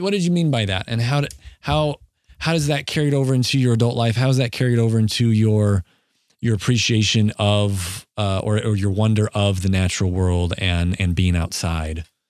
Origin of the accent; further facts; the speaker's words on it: Southeast South Dakota, United States; We grew up in Southeast South Dakota